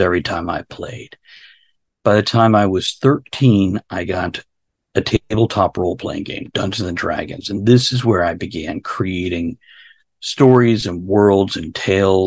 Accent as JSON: {"language": "English", "region": "South Florida", "country": "United States", "tie": "born or raised there", "moved": "yes", "lives_now": "Central Virginia, United States", "said": "I was born in South Florida"}